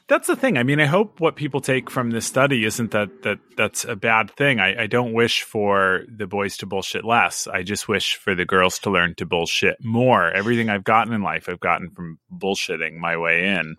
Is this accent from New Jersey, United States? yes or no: no; Sacramento, California, United States